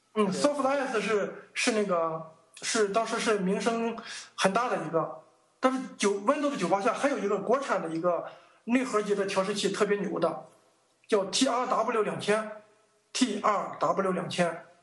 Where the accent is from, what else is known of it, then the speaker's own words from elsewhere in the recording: Weifang, Shandong, China; also born or lived in Huangdao, Qingdao; 我老家是山东潍坊的